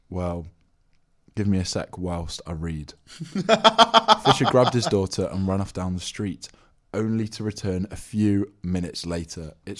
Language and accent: English; Nottingham, East Midlands, United Kingdom; I'm from Nottingham, and I don't live too far away from a little town called Mansfeld.